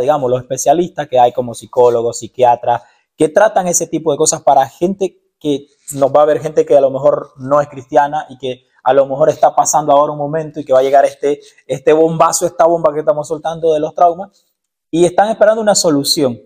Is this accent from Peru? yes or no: no; Nicaragua; yo soy de Nicaragua